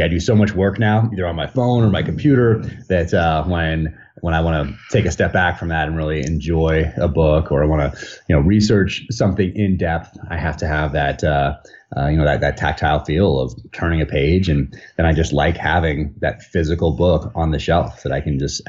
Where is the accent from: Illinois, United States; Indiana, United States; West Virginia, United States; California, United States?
California, United States; Northern; moved away as an adult; now in Park City, United States; I grew up in Northern California, and that was all of my childhood